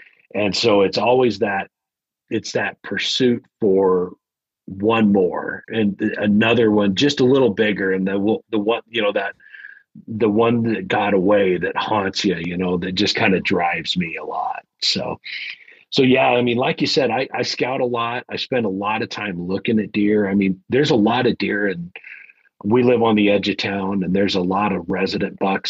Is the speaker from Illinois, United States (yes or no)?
no; Arizona, United States; also born or lived in the West; I mean, I've grown up all around the West, and you know, in a lot of places where, I mean, I remember growing up in Northern Arizona. That's where I went to like junior high and high school.